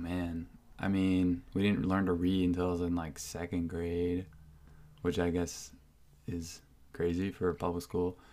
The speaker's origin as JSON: {"language": "English", "area": "Whidbey Island", "region": "Washington", "country": "United States", "tie": "born or raised there", "also_born_or_lived": "Seattle, Washington / Bainbridge Island, Washington", "said": "grew up on Whidbey Island"}